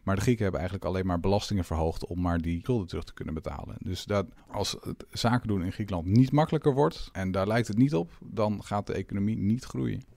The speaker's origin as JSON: {"language": "Dutch", "country": "Netherlands"}